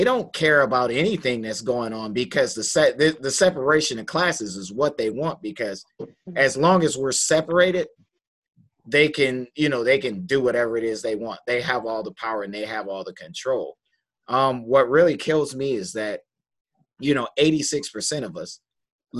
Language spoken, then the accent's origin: English; Detroit, Michigan, United States; I'm from Detroit, Michigan